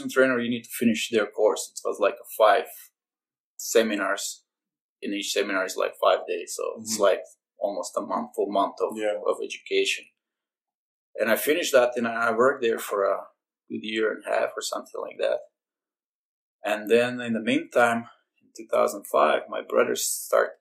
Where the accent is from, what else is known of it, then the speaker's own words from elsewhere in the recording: Serbia; moved away as an adult; also born or lived in Belgium; 2003, I moved from Serbia to Belgium, where I lived for 9 years after that.